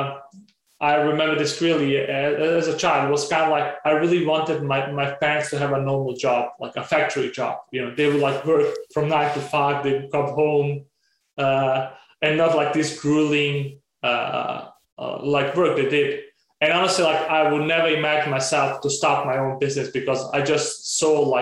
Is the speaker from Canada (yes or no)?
no; Denmark; growing up in Denmark has been a huge privilege in itself